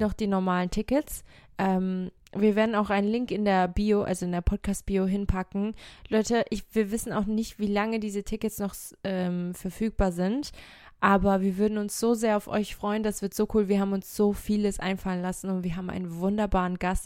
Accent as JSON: {"language": "German", "country": "Portugal", "moved": "yes", "lives_now": "Germany", "said": "in Portugal, da wo ich herkomme"}